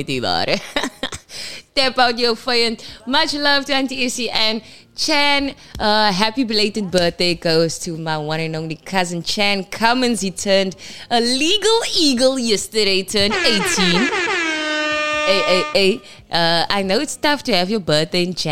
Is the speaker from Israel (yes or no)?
no; Kimberley, Northern Cape, South Africa; moved away; in Kimberley in my hometown.